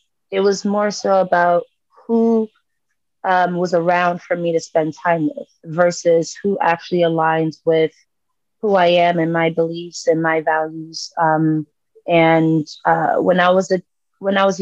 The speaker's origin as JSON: {"language": "English", "country": "South Africa", "said": "I'm South African, Zulu specifically"}